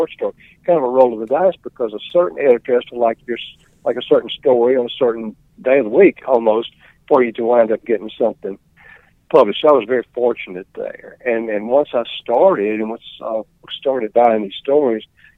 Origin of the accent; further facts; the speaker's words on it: Mississippi, United States; also born or lived in Oklahoma City, Oklahoma; I was born here in Mississippi in Ottawa County, a little town called Salis on Highway 12, out in Ottawa County. And I attended Kosciuszko High School and Mississippi State.